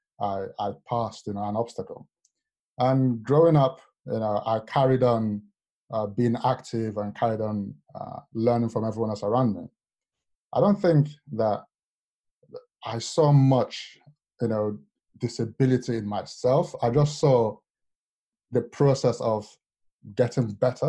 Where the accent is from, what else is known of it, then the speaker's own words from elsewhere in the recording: Lagos, Nigeria; moved away; also born or lived in London / Warwick; as a child growing up in Lagos